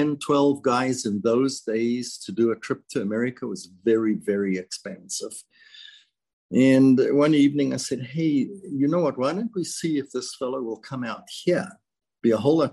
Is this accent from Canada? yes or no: no; South Africa; now in United States; I was born and raised in South Africa, immigrated to the United States in 1977.